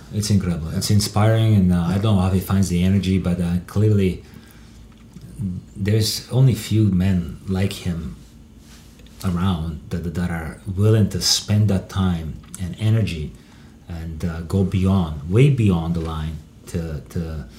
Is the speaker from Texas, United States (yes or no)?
yes; Texas, United States; I mean, I grew up in Texas.